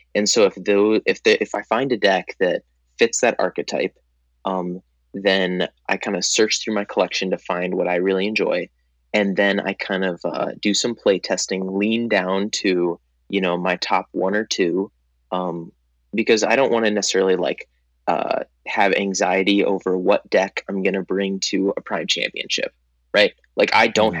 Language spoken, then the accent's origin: English; Minneapolis, Minnesota, United States; I'm actually from Minneapolis, Minnesota